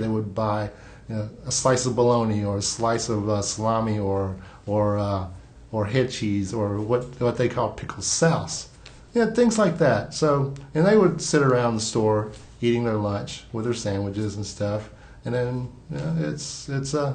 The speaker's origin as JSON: {"language": "English", "town": "Cleveland", "region": "Mississippi", "country": "United States", "tie": "born or raised there", "also_born_or_lived": "Hong Kong", "moved": "yes", "lives_now": "Memphis, United States", "said": "I grew up in the Mississippi Delta, Cleveland, Mississippi, a little small town in the heart of the Delta"}